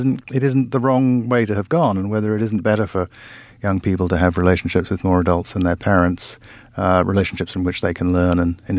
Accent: Kumasi, Ashanti, Ghana; I grew up in a place where, I grew up in Kumasi in Ghana, in a place where every adult was auntie this or uncle that, and everybody was in charge of you.

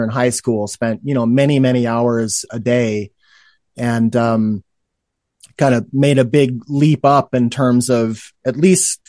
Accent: Oregon, United States; also born or lived in New York; now in Reno, United States; I'm originally from Oregon

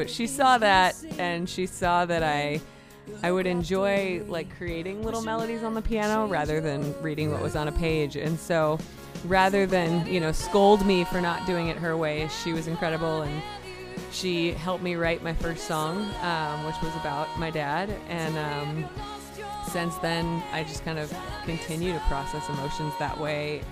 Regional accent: Minnesota, United States; moved away; also born or lived in Philadelphia, Pennsylvania / Boston, Massachusetts; I was born in Philly, yeah, but so. I kind of claim Minnesota

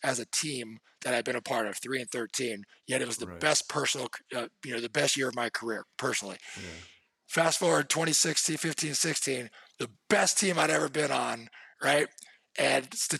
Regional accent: Santa Clara County, California, United States; I grew up in Santa Clara County

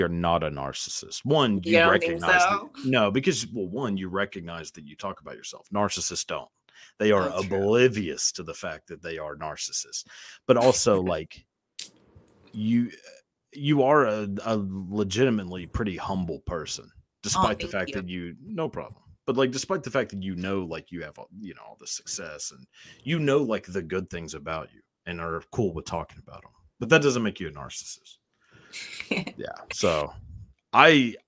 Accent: the South, United States; growing up in the South

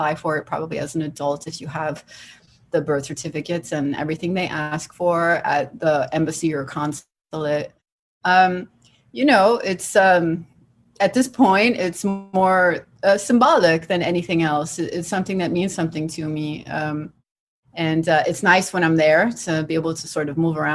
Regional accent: New Jersey, United States; I was born in New Jersey and I was raised in New Jersey

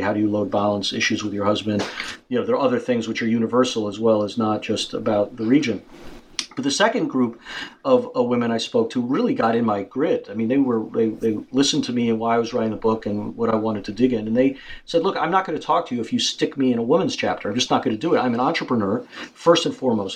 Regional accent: United States; as an American, in particular as an American

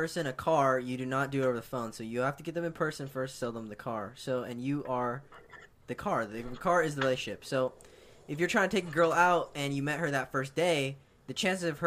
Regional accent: Orange County, California, United States; I'm from OC.

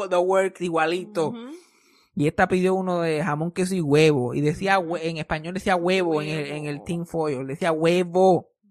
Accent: Yabucoa, Puerto Rico; accent: Yabucoa; Yo soy puertorriqueño. soy puertorriqueño. ¿Qué te pasa a ti? Eh, yo, yo, yo soy de Yabucoa. este mi acento de Yabucoa.

